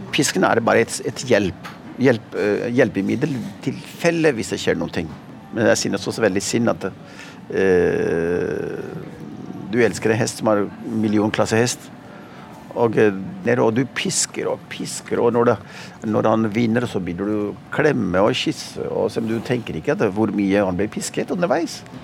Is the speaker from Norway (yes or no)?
yes; Oslo, Norway; also born or lived in Pakistan; Så jeg vokste opp i Oslo, midt i sentrum. I Pilestredet.